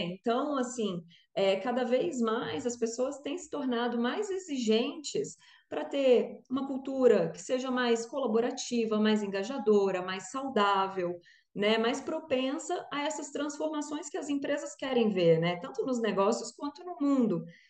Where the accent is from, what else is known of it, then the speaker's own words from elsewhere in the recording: Brasília, Federal District, Brazil; now in Rio de Janeiro, Brazil; sou brasiliense, mas moro no Rio, então, né, brasiliense carioca, já carioquei aqui também